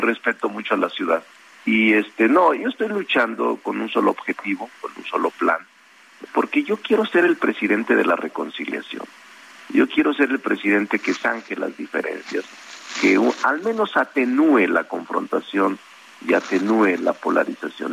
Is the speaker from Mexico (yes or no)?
yes; Zacatecas, Mexico; moved away as an adult; now in Mexico City, Mexico